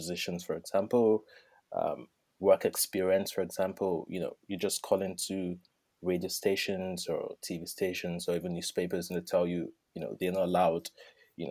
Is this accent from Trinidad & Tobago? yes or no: no; Nigeria; moved away as an adult; also born or lived in United Kingdom; now in Dublin, Ireland; I'm originally from Nigeria